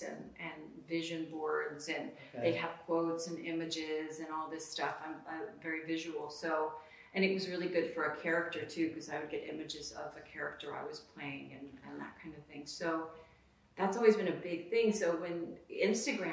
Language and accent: English; Orange County, California, United States; I grew up sort of in Orange County